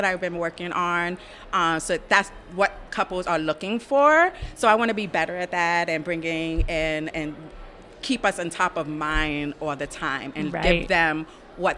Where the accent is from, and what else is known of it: New York, United States; accent: New York; now in Ocala, United States